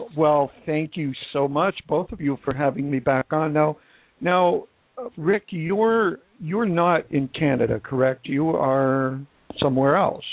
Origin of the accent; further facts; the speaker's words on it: Wisconsin, United States; now in Phoenix, United States; I'm from Wisconsin